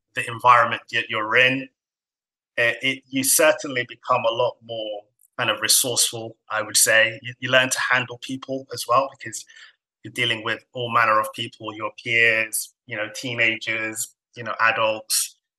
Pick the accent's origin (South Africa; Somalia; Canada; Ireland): Somalia; now in United Kingdom; I'm kind of from Africa, Somalia specifically and I wasn't born in this country.